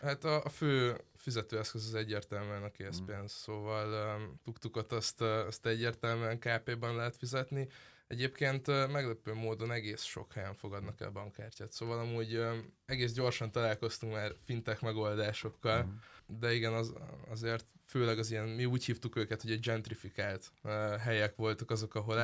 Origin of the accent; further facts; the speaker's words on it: Pécs, Baranya, Hungary; moved away; én Pécsi vagyok